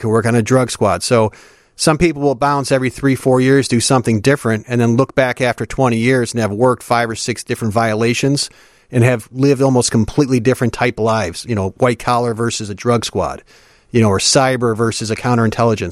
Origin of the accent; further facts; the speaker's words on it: Park Ridge, Illinois, United States; also born or lived in Chicago; So I'm from Chicago. I was born actually south side, moved up to the northwest side when I was pretty young, and then we settled in Park Ridge when I was in middle school